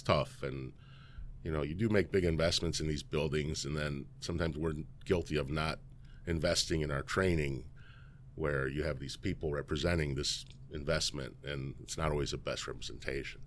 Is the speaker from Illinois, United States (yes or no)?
yes; Elgin, Illinois, United States; I grew up in Elgin, born and raised